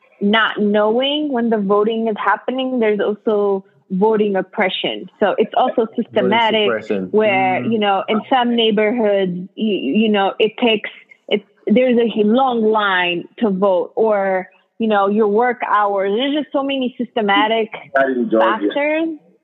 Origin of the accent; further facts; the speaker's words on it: Ethiopia; now in United States; I'm from Ethiopia